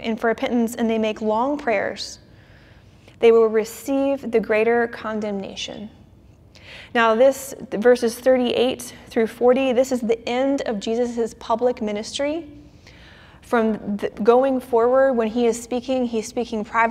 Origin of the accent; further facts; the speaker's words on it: Orlando, Florida, United States; my hometown of Orlando